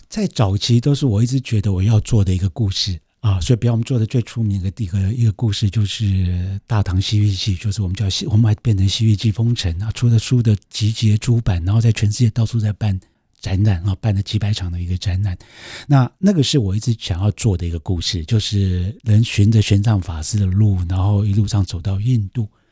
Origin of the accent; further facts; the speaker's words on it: Taiwan; 所以我一个台湾人去到一个外国人都不能进去的地方